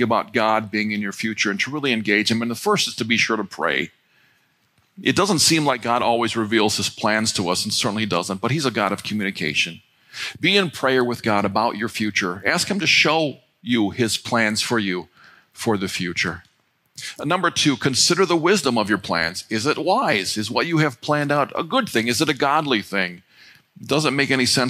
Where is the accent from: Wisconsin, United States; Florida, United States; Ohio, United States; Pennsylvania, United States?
Ohio, United States; North Royalton; We grew up on Bennett Road right over here in North Royalton